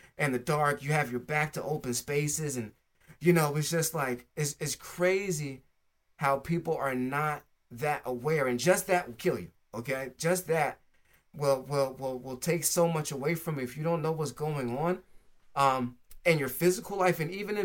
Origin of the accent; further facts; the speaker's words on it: New Jersey, United States; also born or lived in California; I came from California to New Jersey